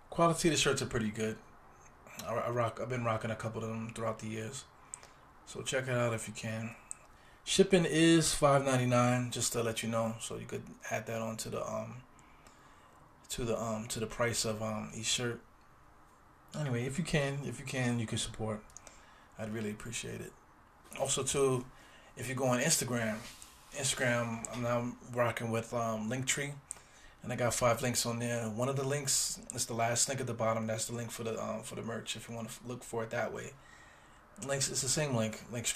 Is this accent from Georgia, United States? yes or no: no; New York City, New York, United States; I'm from East New York, Brooklyn.